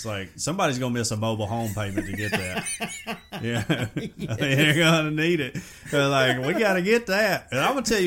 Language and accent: English; United States; I'm an American